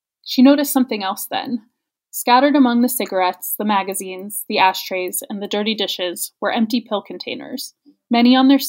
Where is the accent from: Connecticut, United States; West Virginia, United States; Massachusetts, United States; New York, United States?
West Virginia, United States; now in California, United States; You know, it's interesting being here in California and the way that people respond when they find out I'm from West Virginia, and because they make assumptions when they, obviously they can see that I left. I don't really have an accent anymore.